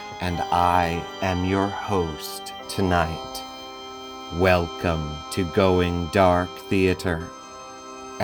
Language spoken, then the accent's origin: English; Sussex County, Delaware, United States; moved away as an adult; also born or lived in Glenside, Pennsylvania; now in Philadelphia, United States; I was born and raised in Sussex County, Delaware.